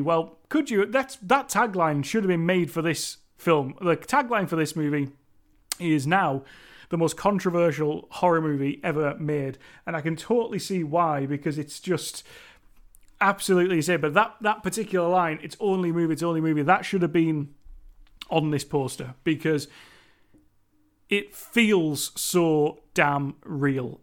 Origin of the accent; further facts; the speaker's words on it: Cumbria, North West England, United Kingdom; accent: Cumbrian; me and my Cumbrian accent